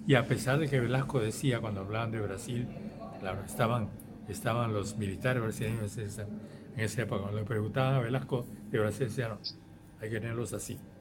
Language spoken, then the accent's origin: Spanish; Peru; yo soy simplemente un peruano que lucha por la, el cambio de su país